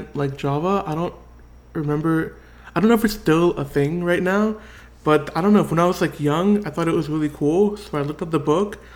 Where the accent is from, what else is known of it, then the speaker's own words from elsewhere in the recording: Orange County, California, United States; also born or lived in San Bernardino, California / Martinez, California; I grew up in Orange County